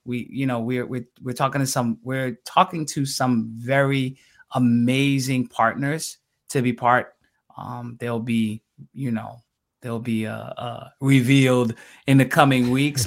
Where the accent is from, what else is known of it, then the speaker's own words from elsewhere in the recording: New York City, New York, United States; I'm native New Yorker